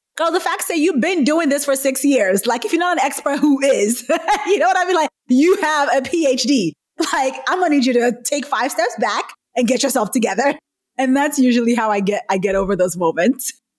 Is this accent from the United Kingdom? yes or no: no; Nigeria; moved away; I'm originally Nigerian, right? So I grew up in a culture where real jobs were like doctor, lawyer, nurse, accountant